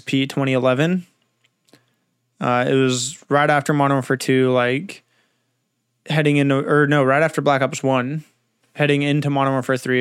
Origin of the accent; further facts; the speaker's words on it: Southern California, United States; now in Northern California, United States; I was born in Southern California